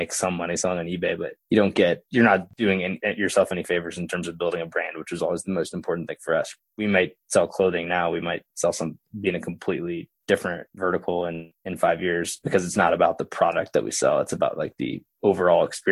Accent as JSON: {"language": "English", "region": "Oklahoma", "country": "United States", "tie": "born or raised there", "also_born_or_lived": "Colorado", "moved": "as an adult", "lives_now": "Denver, United States", "said": "I grew up in Oklahoma."}